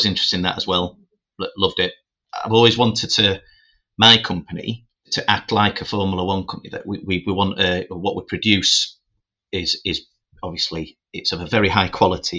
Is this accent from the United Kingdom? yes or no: yes; Doncaster, Yorkshire and the Humber, United Kingdom; also born or lived in Birmingham; when I was growing up in Doncaster